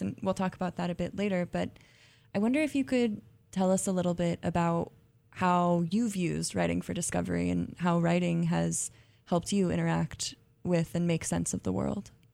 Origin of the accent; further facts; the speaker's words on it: California, United States; I'm from California too